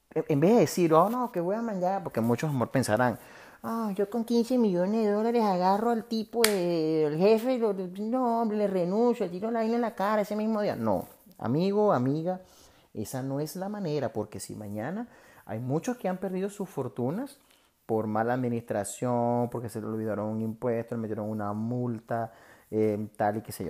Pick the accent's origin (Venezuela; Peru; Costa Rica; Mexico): Venezuela; moved away; los venezolanos están repartidos por todos lados